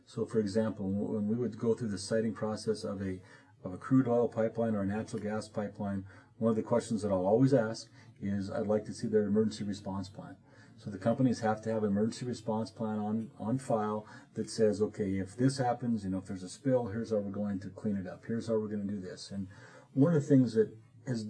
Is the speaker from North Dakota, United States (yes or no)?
yes; Bottineau County, North Dakota, United States; I'm from Bottineau County, a smaller county